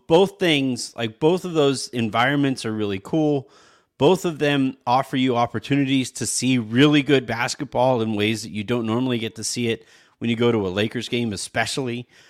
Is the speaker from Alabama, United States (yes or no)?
no; California, United States; moved away as an adult; now in Texas, United States; I'm from California